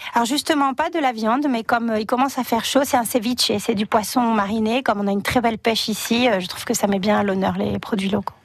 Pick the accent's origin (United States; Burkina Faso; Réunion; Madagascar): Réunion; also born or lived in Buenos Aires, Argentina; now in Perpignan, France; Moi, je suis réunionnaise